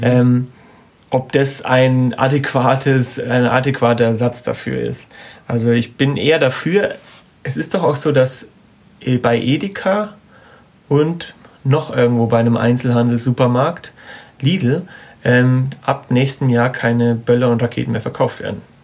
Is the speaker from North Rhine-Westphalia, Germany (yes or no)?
no; Munich, Bavaria, Germany; wir kommen ja aus, aus München und Umgebung